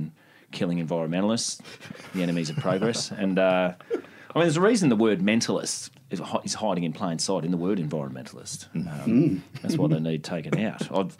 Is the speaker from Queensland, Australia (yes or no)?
yes; Queensland, Australia; accent: Queensland